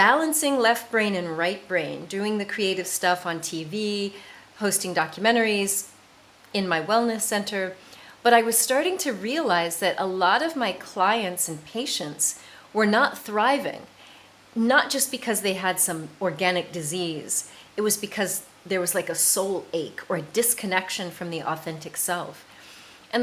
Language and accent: English; United States; moved away as an adult; also born or lived in south of France; now in France; I am an American, and I live in the south of France